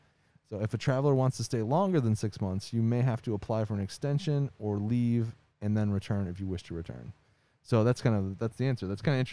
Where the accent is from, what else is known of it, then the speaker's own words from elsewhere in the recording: Ontario, Canada; I am a Canadian fella living in the outskirts of Windsor and crossed the border into Michigan quite a bit.